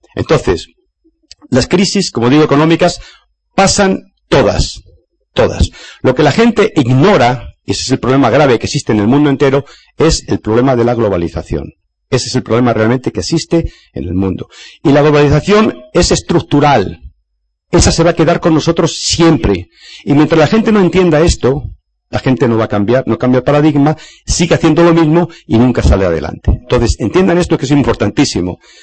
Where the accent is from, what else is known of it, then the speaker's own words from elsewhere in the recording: Spain; en mi país, España